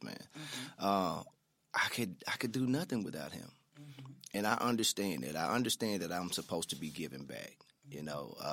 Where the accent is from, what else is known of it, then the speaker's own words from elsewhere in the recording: Memphis, Tennessee, United States; also born or lived in Houston, Texas; I grew up in the Mound